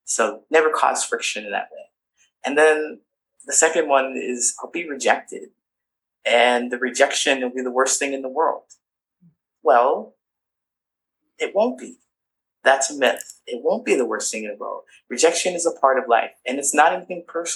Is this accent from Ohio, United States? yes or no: yes; Ohio, United States; moved away as an adult; also born or lived in California; I grew up in a small town